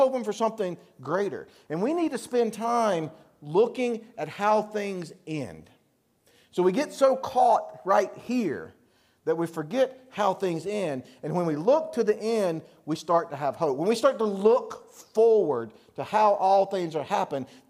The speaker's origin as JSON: {"language": "English", "region": "the South", "country": "United States", "moved": "yes", "lives_now": "Pennsylvania, United States", "said": "I'm from the South"}